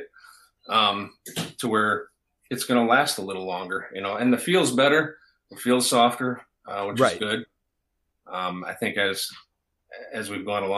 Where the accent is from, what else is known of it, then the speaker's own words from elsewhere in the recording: Wisconsin Rapids, Wisconsin, United States; I'm from Wisconsin Rapids